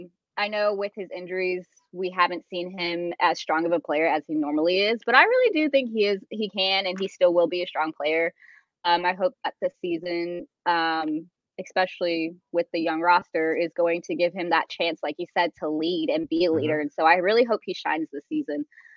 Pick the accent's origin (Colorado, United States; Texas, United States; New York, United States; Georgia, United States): Colorado, United States; So like I said, I'm from Colorado. My husband's military, so we've kind of moved around. So, Colorado, we have hockey everywhere.